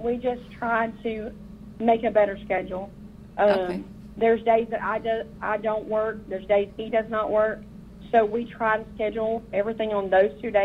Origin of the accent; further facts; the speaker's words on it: Alabama, United States; moved away; We live right here in our community where our church is, but this is not where we're from. We're from Alabama originally, so we have no family here.